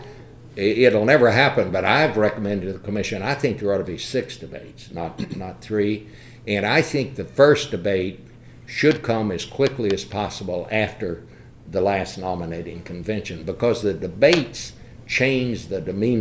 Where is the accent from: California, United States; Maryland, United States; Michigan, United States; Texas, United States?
Texas, United States; Fort Worth; I went to high school in Fort Worth